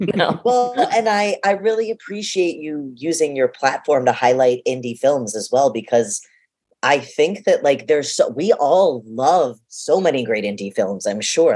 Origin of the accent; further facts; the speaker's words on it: Boston, Massachusetts, United States; being a boston kid